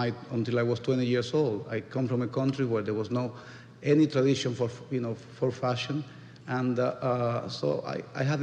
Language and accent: English; Dominican Republic; English is a second language; moved away as an adult; also born or lived in Madrid, Spain; now in New York, United States; I come from the Dominican Republic, where I was born